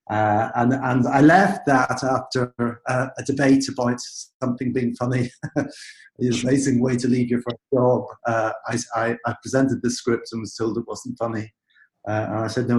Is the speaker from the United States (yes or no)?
no; Belfast, Northern Ireland, United Kingdom; moved away; I come from Belfast in Northern Ireland, and I grew up in the Protestant community there